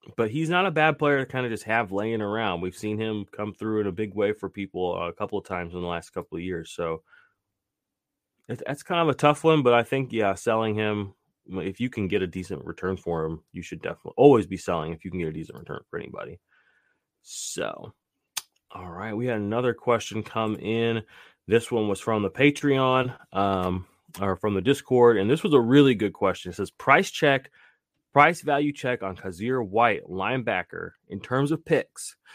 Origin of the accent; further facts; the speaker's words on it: Tulsa, Oklahoma, United States; I was born in Tulsa, Oklahoma too